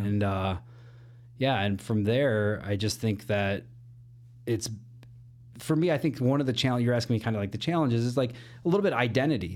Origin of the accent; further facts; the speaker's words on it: Elgin, Illinois, United States; moved away as an adult; now in Chicago, United States; born and raised Elgin, Illinois